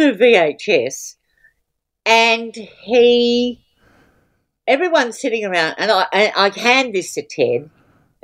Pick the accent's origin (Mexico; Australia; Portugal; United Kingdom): Australia; an Australian woman stand-up comedian